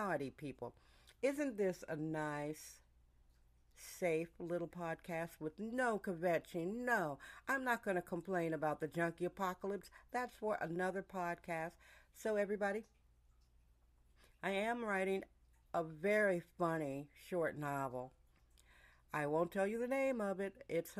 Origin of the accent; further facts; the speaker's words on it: Milwaukee, Wisconsin, United States; now in California, United States; I was born in Milwaukee, Wisconsin, a very pastoral place, and our yard had a working garden, fruit trees, and flowers. So I'm used to a pastoral atmosphere. I'm used to flowers. That's how I was raised, with hollyhocks, bumblebees, and butterflies.